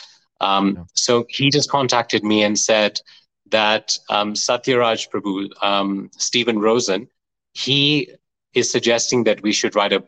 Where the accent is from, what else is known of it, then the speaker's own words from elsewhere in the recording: Leicester, East Midlands, United Kingdom; I grew up in Leicester in UK